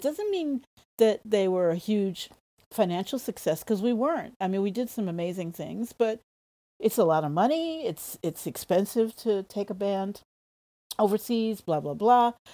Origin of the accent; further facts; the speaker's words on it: New York City, New York, United States; moved away as an adult; now in Japan; I was born in Harlem in New York City